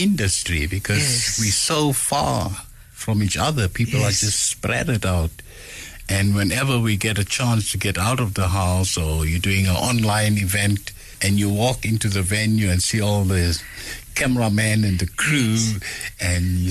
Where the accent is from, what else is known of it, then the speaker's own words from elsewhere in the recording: Benoni, Gauteng, South Africa; I'm back in my hometown again. Yes. In Benoni, where I was born.